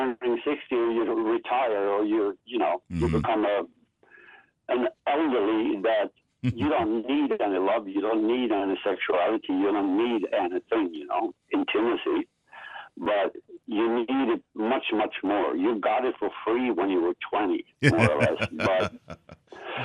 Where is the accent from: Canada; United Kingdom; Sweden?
Sweden; Swedes were very, very poor up to the Second World War. Then we got all the money